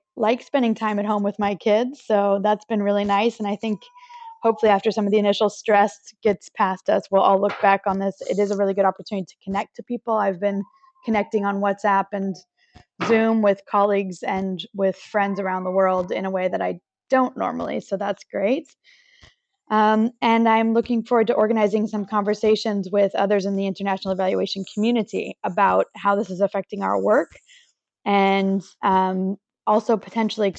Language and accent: English; Santa Cruz, California, United States; now in Paris, France; I am from Santa Cruz, California in the United